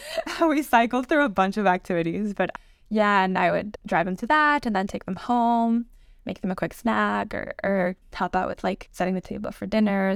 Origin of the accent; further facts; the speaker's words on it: Mexico; moved away as an adult; now in Oxford, United Kingdom; I was born and raised in Mexico